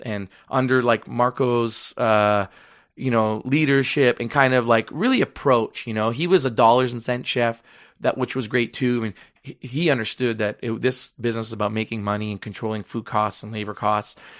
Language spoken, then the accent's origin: English; Toronto, Ontario, Canada; I am from Rexdale.